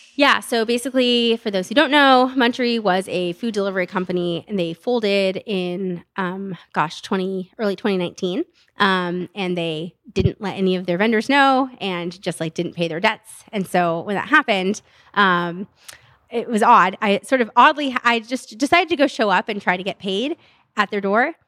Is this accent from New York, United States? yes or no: no; Stockton, California, United States; I'm from Stockton.